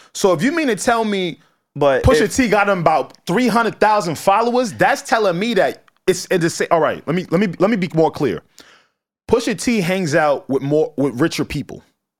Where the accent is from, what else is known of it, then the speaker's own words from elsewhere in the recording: New York, United States; we're from New York